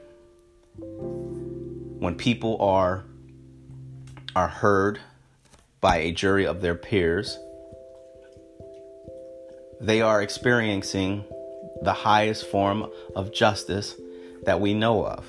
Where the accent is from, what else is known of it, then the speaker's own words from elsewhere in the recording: United States; I'm an American who happens to be black.